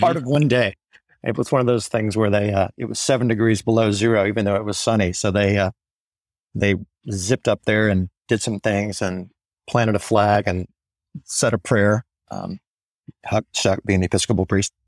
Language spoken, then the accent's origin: English; Mississippi, United States; Being from, you know, growing up in Mississippi